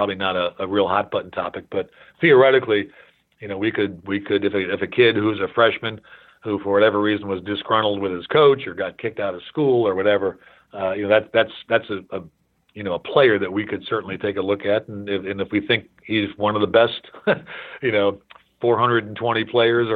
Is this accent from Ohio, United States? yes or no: yes; Cleveland, Ohio, United States; I grew up in Cleveland, and Jim Brown was our hero